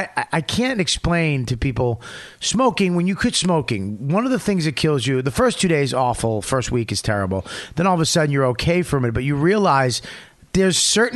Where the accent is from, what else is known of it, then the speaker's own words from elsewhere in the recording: Paramus, New Jersey, United States; Where you from? I'm from Paramus.